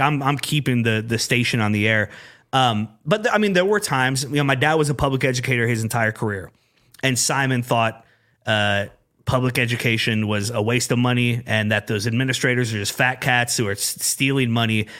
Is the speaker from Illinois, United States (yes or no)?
no; Urbandale, Iowa, United States; I grew up in Urbandale